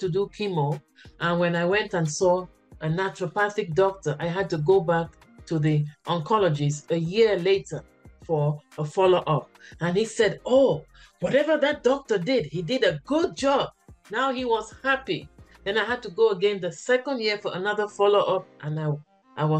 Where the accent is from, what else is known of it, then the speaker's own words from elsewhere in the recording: Cameroon; moved away; also born or lived in United States / Canada / China; I am from Cameroon, West Africa, originally